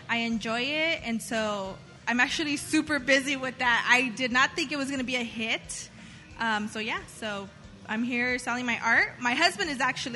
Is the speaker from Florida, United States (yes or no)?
no; Whittier, California, United States; I grew up in Whittier since I moved here when I was like 4